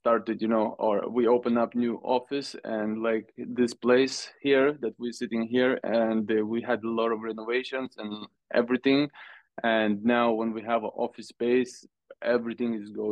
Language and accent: English; Lithuania; now in Sweden; I am from Lithuania, but I live in Sweden.